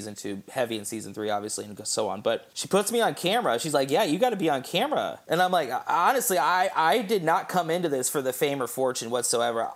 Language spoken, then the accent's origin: English; Indianapolis, Indiana, United States; also born or lived in Fortville, Indiana; I was born and raised in Broderpool, actually, right down the street from Broderpool High School